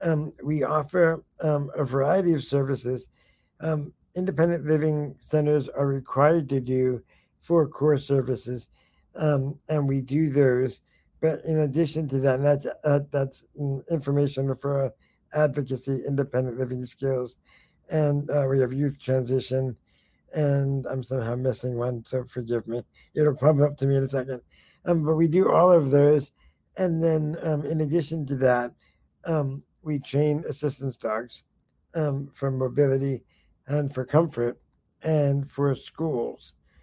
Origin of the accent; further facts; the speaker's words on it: New York, United States; also born or lived in California; I came from California originally. Originally I came from New York, but last stop was California.